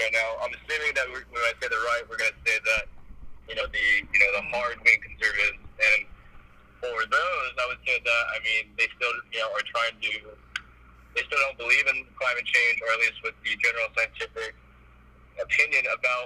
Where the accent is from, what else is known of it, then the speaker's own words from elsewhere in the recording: Southern California, United States; I grew up in Southern California